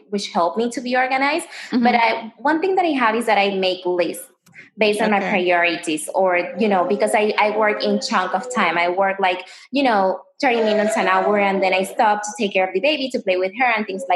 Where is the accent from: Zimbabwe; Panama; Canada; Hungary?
Panama; moved away as an adult; now in United States; I'm American, but I was raised in Panama. You know, everybody comes to the States, but in my case, they decide to take me out of the States.